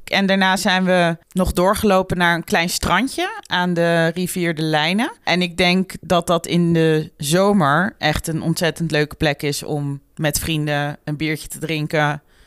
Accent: Netherlands; als Nederlander

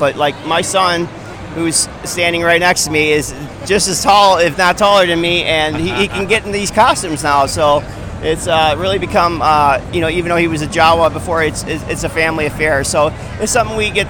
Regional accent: Chicago, Illinois, United States; I'm from Chicago

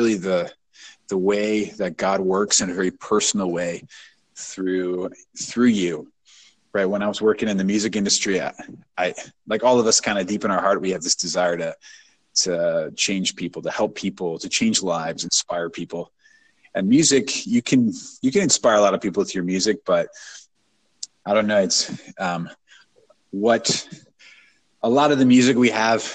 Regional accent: St. Louis, Missouri, United States; moved away as an adult; now in Atlanta, United States; I'm from St. Louis, Missouri, born and raised

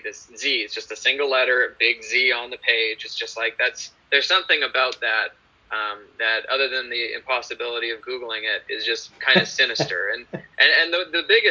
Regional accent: Calgary, Alberta, Canada; We shot in my hometown, Calgary, so that's where I grew up

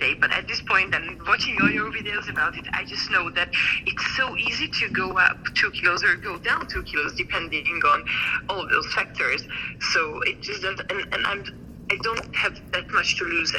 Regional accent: Hungary; moved away as an adult; now in France; in 7 weeks I would go home to my hometown into Hungary

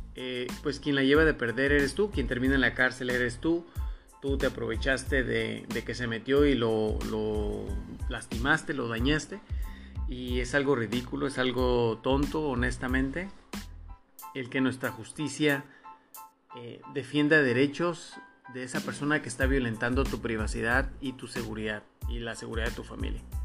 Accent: Mexico; como mexicanos

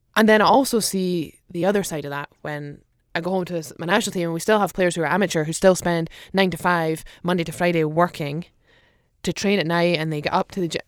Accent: Aberdeen, Scotland, United Kingdom; moved away; I'm Aberdeen

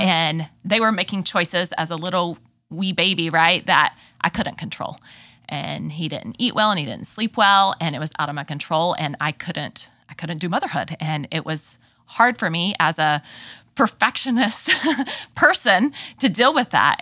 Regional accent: Texas, United States; accent: southern drawl; moved away as an adult; also born or lived in Memphis, Tennessee; I am originally from Texas, grew up there

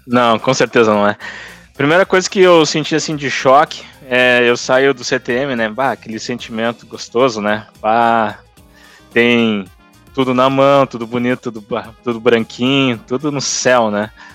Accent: Rio Grande do Sul, Brazil; eu sou do Rio Grande do Sul

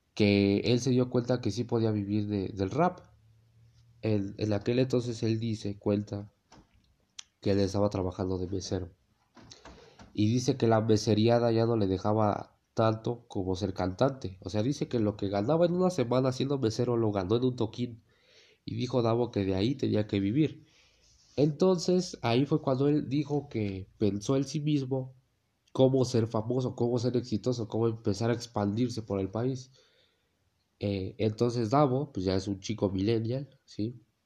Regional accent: Mexico; en mi país, México

